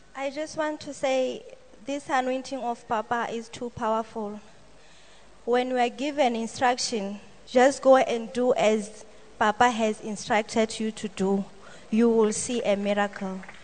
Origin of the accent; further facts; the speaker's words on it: Botswana; I come from Botswana.